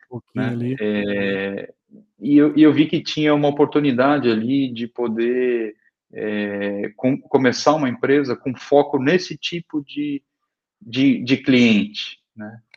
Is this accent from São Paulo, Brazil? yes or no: yes; Araraquara, São Paulo, Brazil; Eu sou eu sou do eu sou do interior de São Paulo, de Araraquara.